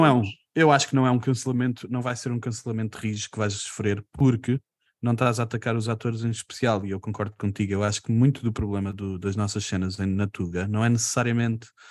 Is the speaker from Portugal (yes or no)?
yes; Portugal; somos portugueses